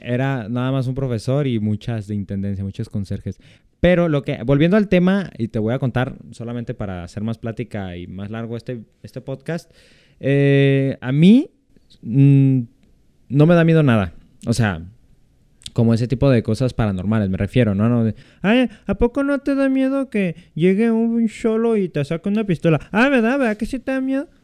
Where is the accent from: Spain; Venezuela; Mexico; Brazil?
Mexico; central/western Mexico; yo soy del centro de México, soy del occidente, entonces aquí no se celebra tanto el Halloween